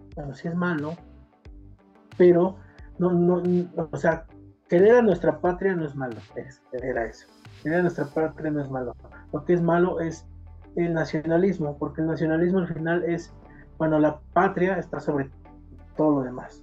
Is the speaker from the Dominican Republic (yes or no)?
no; Mexico; como el mexicano necesita más símbolos